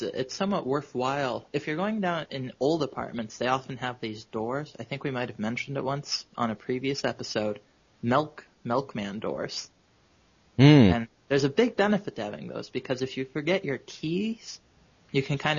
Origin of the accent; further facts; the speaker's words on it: New York City, New York, United States; As a New Yorker, I often weekly have to move from place to place.